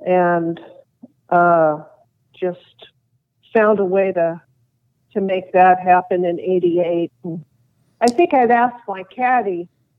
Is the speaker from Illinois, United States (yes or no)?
no; Nashville, Tennessee, United States; I'm from Nashville.